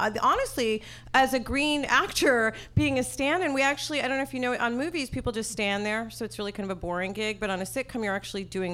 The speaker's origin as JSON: {"language": "English", "region": "New York", "country": "United States", "accent": "New York", "said": "my New York accent"}